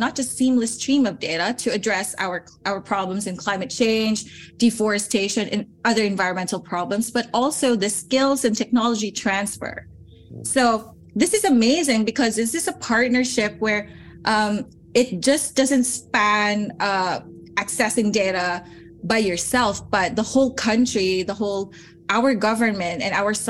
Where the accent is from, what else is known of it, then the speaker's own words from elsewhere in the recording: Philippines; moved away as an adult; also born or lived in Salzburg, Austria; now in Europe; I come from the Philippines